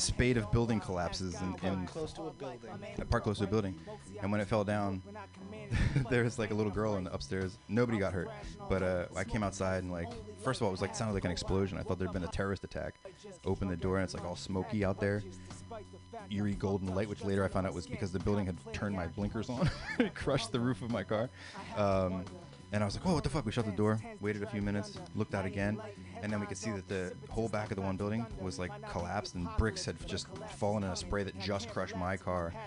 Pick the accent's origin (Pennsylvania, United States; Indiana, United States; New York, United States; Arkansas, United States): Pennsylvania, United States; Philadelphia; I'm from the Philadelphia area